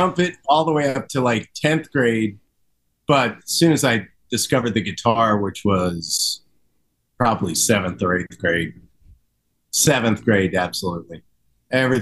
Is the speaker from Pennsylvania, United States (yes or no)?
yes; Horsham, Pennsylvania, United States; also born or lived in Philadelphia; now in Havertown, United States; I grew up in Horsham